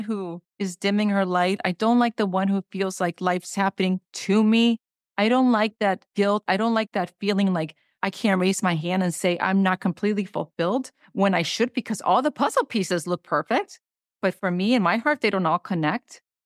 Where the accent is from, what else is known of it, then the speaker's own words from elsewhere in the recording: Honduras; moved away; I come from Honduras. That's a third world country.